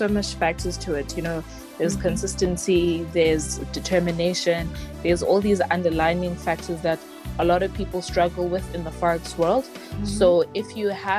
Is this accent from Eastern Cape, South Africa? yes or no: yes; Eastern Cape, South Africa; now in Pretoria, South Africa; I am originally from the Eastern Cape, currently staying in Pretoria